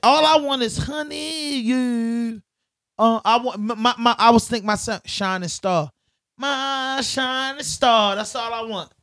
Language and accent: English; Baltimore, Maryland, United States; I'm from Baltimore